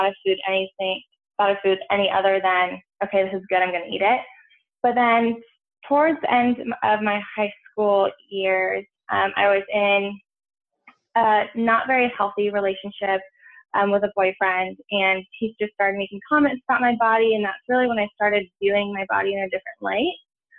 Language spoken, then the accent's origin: English; Santa Barbara, California, United States; moved away as an adult; now in San Francisco, United States; I'm originally from California. I grew up on the Central Coast, so around Santa Barbara area